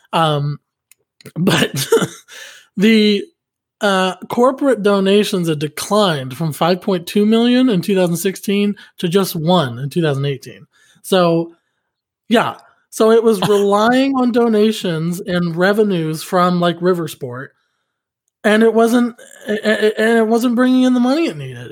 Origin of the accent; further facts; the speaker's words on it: outside Pittsburgh, Pennsylvania, United States; moved away; also born or lived in Oklahoma City; my hometown back in Pennsylvania, outside Pittsburgh, it's still a dry town